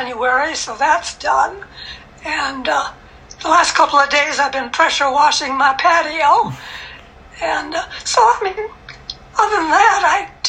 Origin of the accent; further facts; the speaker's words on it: Minnesota, United States; now in Atlanta, United States; I'm from Minnesota.